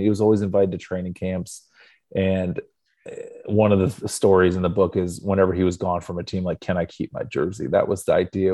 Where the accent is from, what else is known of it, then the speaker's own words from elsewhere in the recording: Northeast Ohio, United States; I was born in Northeast Ohio to a family of Clevelanders